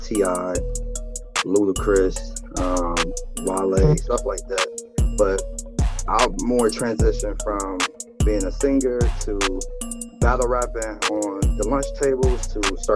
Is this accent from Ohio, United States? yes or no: yes; Canton, Ohio, United States; I'm from Canton, Ohio